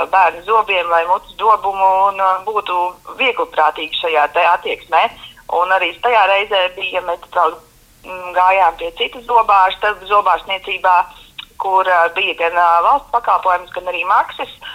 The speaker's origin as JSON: {"language": "Latvian", "town": "Valmiera", "region": "Vidzeme", "country": "Latvia", "said": "mēs esam no Valmieras"}